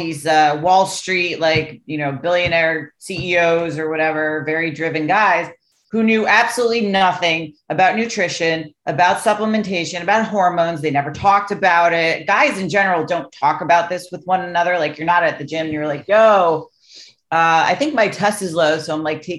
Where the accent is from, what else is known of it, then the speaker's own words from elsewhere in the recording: Greenwich, Connecticut, United States; where I grew up in Greenwich, Connecticut, was very wealthy